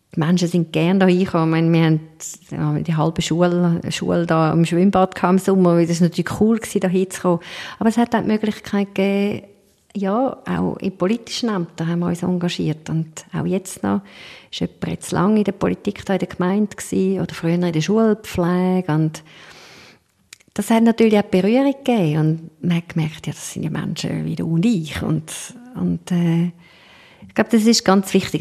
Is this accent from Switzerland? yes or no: yes; Switzerland; wir als Schweizer